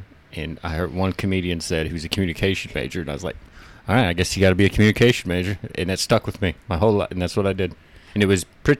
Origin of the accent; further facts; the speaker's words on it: Oklahoma, United States; moved away as an adult; now in Los Angeles, United States; No, I'm from Oklahoma. I grew up in Oklahoma.